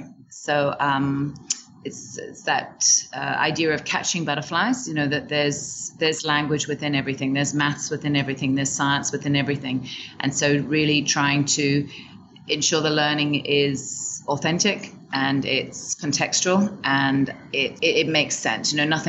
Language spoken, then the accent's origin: English; Hong Kong; also born or lived in Shanghai; now in Vietnam; So I was raised in Hong Kong and did a little bit of traveling